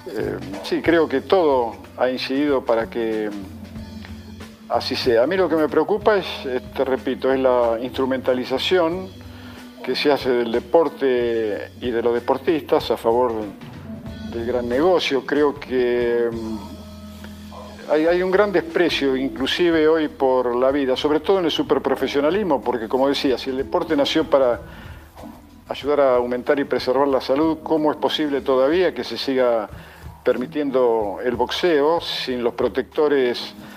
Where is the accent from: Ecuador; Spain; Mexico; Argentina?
Argentina; yo no soy argentino porque elegí nacer aquí